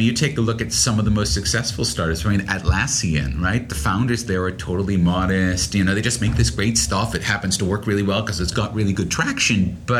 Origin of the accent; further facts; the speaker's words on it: United States; now in Australia; it's very funny being an American in Australia